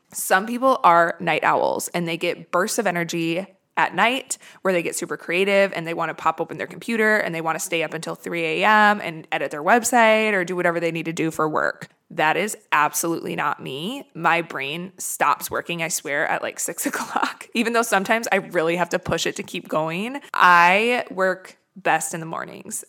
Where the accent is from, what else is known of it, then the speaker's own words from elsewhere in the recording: Midwest, United States; now in Los Angeles, United States; I come from the Midwest where it's very snowy and shitty in the winter